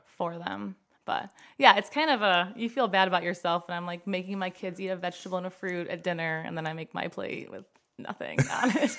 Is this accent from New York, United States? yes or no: no; Five Point Road, Ohio, United States; I grew up on Five Point Road, a lot of trees